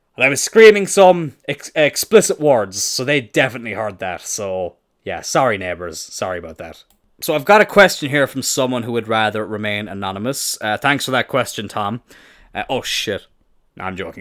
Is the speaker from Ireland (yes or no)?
yes; Ireland; I am Irish.